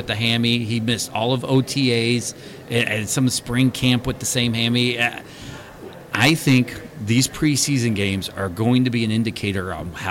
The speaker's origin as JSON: {"language": "English", "town": "Boston", "region": "Massachusetts", "country": "United States", "said": "I'm from Boston"}